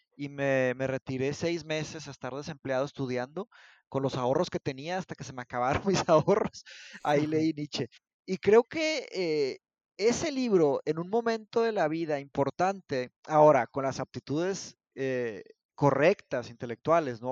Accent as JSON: {"language": "Spanish", "country": "Mexico", "tie": "born or raised there", "also_born_or_lived": "Brazil", "said": "yo soy brasileño, yo nací en Brasil, pero me vine a ah, México cuando, tenía cinco años, me vine a México por, eh, por el divorcio de mis padres, me vine para acá y ya, aquí, aquí crecí"}